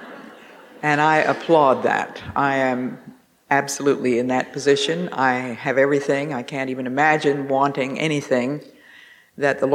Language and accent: English; Northeast, United States; accent: Northeast; my Northeast accent